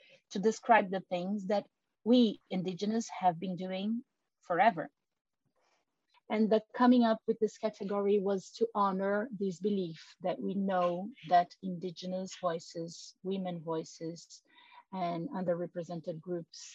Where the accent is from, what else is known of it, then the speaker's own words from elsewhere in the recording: Brazil; first language Portuguese; English is a second language; I am originally Brazilian, and my mother language is Portuguese